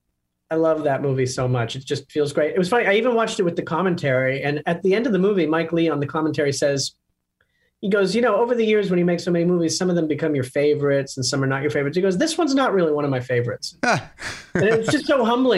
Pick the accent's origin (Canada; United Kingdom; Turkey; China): Canada; outside of Toronto, Ontario; now in New York, United States; I'm Canadian. I'm from outside of Toronto.